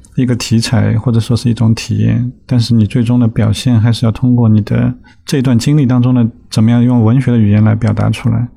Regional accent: Shanghai, China; 我小时候是在 在上海郊区的崇明岛长大，那直到十八岁，其实几乎就没有离开过这个小岛

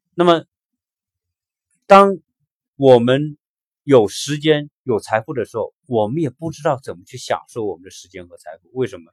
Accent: China; 我们中国人的这一代，在改，改革开放成长以来的这一代人

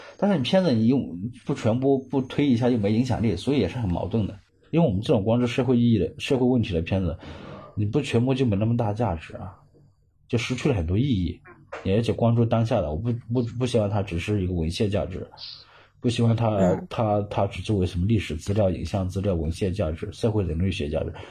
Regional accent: Hunan, China; moved away as an adult; now in Guangzhou, China; 湖南也是偏南方，又，特别是我们当地

